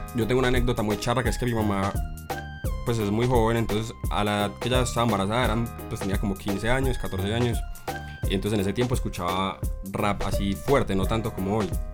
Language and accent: Spanish; Caldas, Antioquia, Colombia; yo soy de Caldas